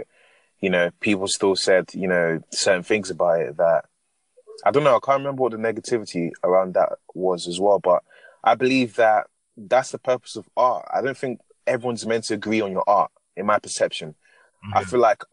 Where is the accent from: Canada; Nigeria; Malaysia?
Nigeria; being Nigerian, I can speak like this